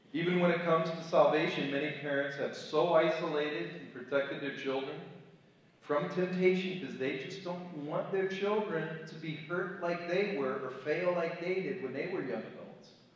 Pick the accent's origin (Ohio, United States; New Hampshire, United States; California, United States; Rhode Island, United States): Ohio, United States; Cleveland; moved away as an adult; also born or lived in Chicago, Illinois; now in Kent City, United States; I was raised in Cleveland, Ohio, kind of an upscale suburb